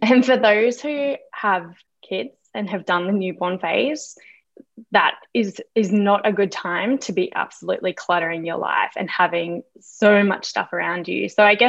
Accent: Queensland, Australia; So I am from Queensland in Australia. So that's a really warm part of Australia, a little bit tropical, very humid, and a lot of rain in the evenings.

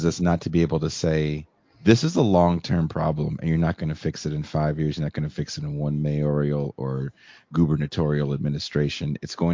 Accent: Richmond, California, United States; also born or lived in New York; where I grew up in Richmond, California.

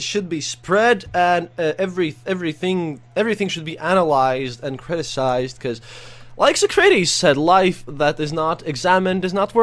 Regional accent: Riga, Latvia; I was here. Born and raised in Riga.

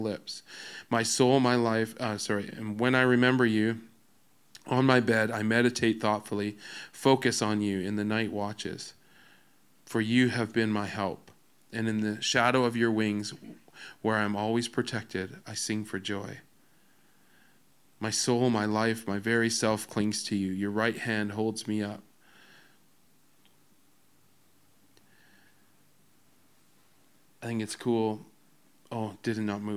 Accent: Alberta, Canada

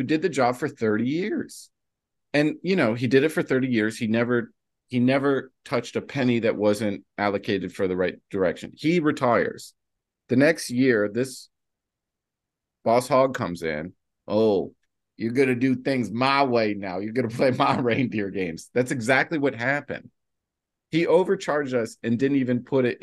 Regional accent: New Jersey, United States; I'm from New Jersey

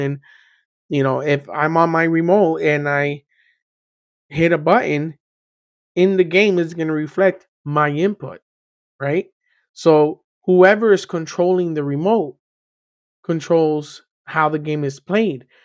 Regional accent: Miami, Florida, United States; I was born and raised in Miami

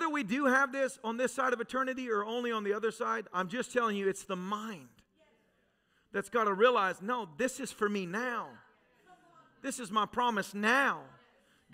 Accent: Tennessee, United States; moved away; I was raised in Tennessee.

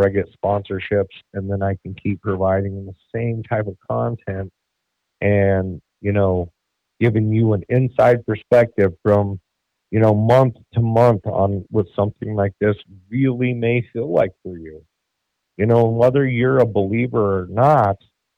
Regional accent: Denver, Colorado, United States; I was born in Colorado in the year of 1982 in September.

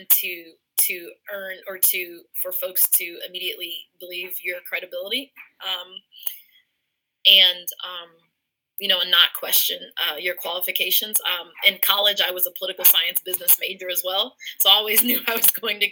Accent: Elida, Ohio, United States; also born or lived in Forest Park, Ohio; I'm from a country town called Elida, which is just outside of Lima

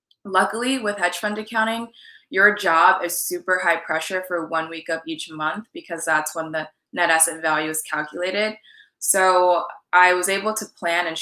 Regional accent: California, United States; also born or lived in New York / Washington, D.C. / Maine / Jamaican and Trinidadian ancestry; now in Miami, United States; So I was actually born in New York and I grew up in California

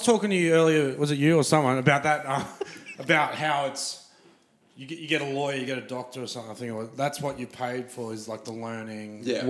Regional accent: Brisbane, Queensland, Australia; now in Melbourne, Australia; I'm from Brisbane

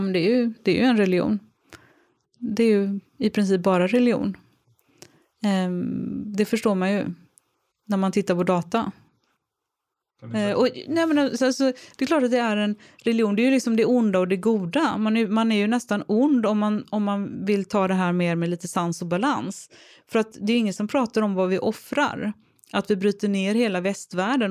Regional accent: Gothenburg, Västra Götaland, Sweden; Jag är trebarnsmamma från Göteborg

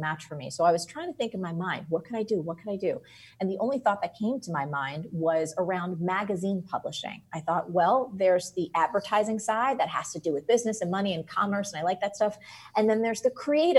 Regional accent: New Jersey, United States; I'm from New Jersey

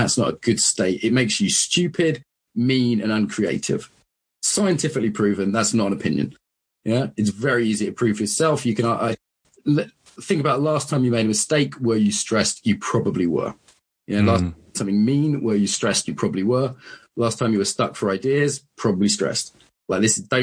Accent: Soham, East of England, United Kingdom; I grew up in Soham

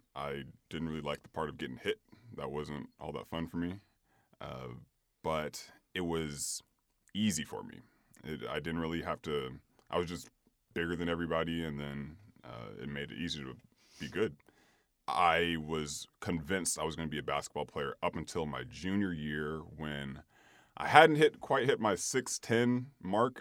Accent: Sacramento, California, United States; originally I'm from Sacramento, California.

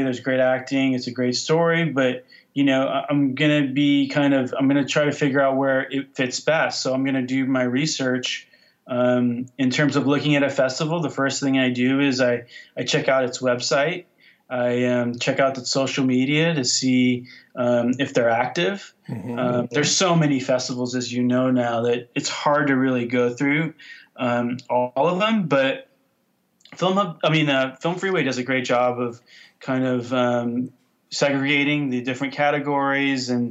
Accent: Orange County, California, United States; moved away; I grew up in Orange County, about 10 minutes from there

